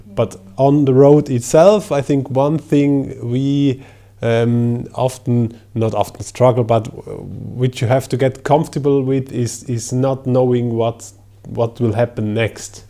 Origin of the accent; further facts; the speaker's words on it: Switzerland; I am from Switzerland